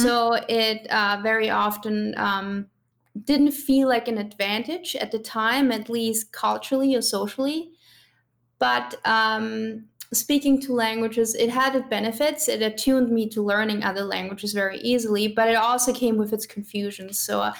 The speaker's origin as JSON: {"language": "English", "region": "Vienna", "country": "Austria", "tie": "born or raised there", "first_language": "German and Spanish", "second_language": "English", "moved": "as an adult", "lives_now": "Guelph, Canada", "said": "And my mother would always talk to us in Spanish, basically. And obviously I grew up in Vienna, so we would talk in German to our friends in school."}